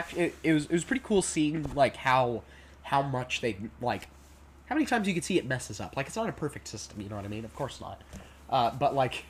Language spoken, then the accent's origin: English; Canada; I'm Canadian